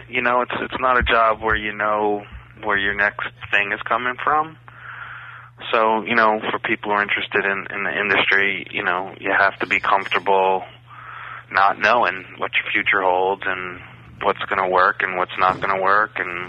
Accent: Bronx, New York, United States; See, I'm from the Bronx, and the only horses I knew had policemen on them.

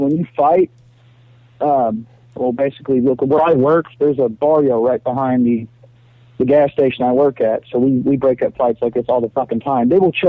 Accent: Granbury, Texas, United States; also born or lived in Queens, New York; now in New York, United States; I'm from Granbury originally.

